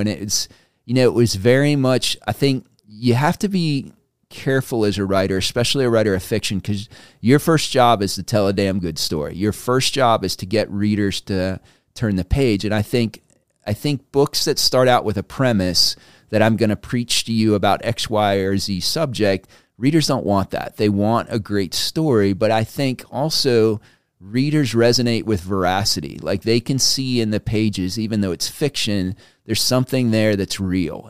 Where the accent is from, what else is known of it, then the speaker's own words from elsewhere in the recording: United States; we, as an American people